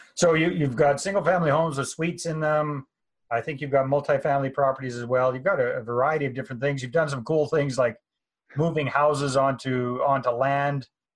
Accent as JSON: {"language": "English", "town": "Taylor Flats", "region": "British Columbia", "country": "Canada", "moved": "yes", "lives_now": "Kamloops, Canada", "said": "originally I'm from Taylor Flats, British Columbia. So population 600 at that time."}